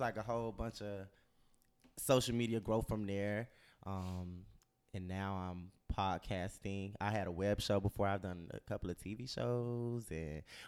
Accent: Miami, Florida, United States; moved away as an adult; also born or lived in Atlanta; from Miami

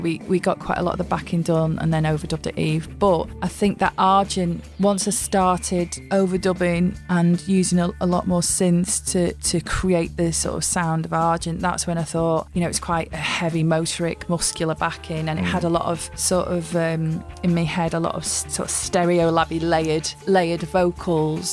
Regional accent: Widnes, North West England, United Kingdom; I grew up in Widnes, which is a chemical town

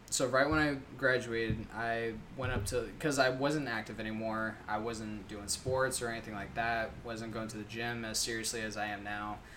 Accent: Tucson, Arizona, United States; Tucson, Arizona.

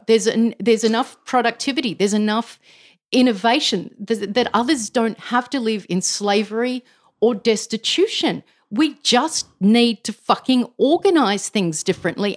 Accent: Canberra, Australian Capital Territory, Australia; I grew up in Canberra

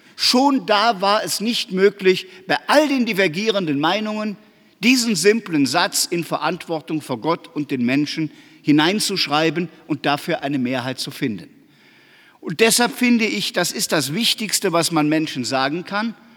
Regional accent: Aachen, North Rhine-Westphalia, Germany; ich weiß das als Aachener

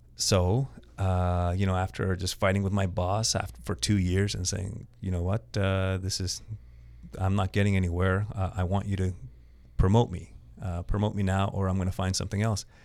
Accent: Montreal, Quebec, Canada; also born or lived in Toronto, Canada; I was born in Montreal

